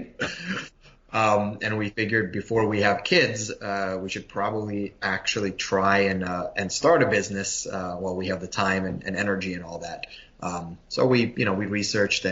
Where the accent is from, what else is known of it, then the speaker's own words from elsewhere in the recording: New York City, New York, United States; moved away as an adult; also born or lived in Ukraine / Massachusetts; now in Lehigh Valley, United States; My family came over to New York when I was 3, to Brooklyn. So I grew up there